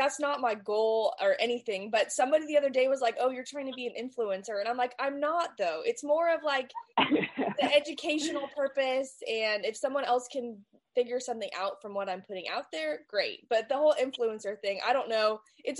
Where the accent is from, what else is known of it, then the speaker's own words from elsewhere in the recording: California, United States; I'm here from California and fell in love with it and here to stay now